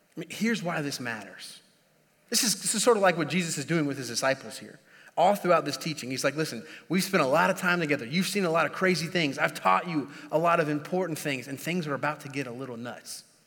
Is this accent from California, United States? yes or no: no; Indiana, United States; moved away; I'm, I'm originally from Indiana